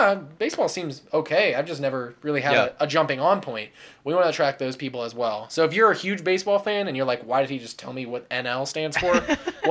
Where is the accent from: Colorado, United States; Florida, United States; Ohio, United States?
Ohio, United States; Cincinnati; my hometown Reds